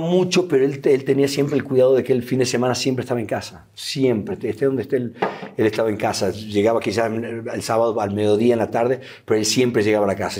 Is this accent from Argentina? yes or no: yes; Argentina; moved away as an adult; now in Mexico; me fui de Argentina